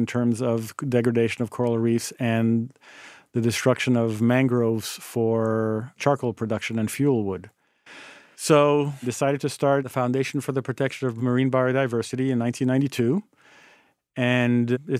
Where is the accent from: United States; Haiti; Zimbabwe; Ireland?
Haiti; You know, born and growing up in Haiti and spending most of my weekends at the beach with my parents